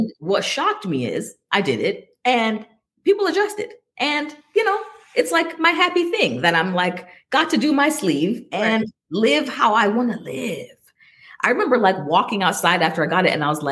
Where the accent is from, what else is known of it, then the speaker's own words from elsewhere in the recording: Jamaica; I'm Jamaican and my dad was a pastor